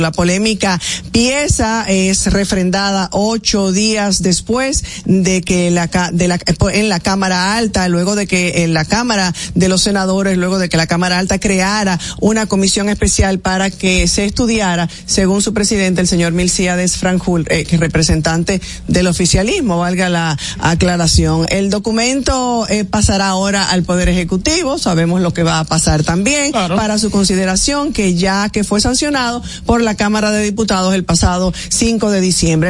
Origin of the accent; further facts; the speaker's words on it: San Pedro de Macorís, Dominican Republic; Yo soy hija querida de San Pedro de Macorís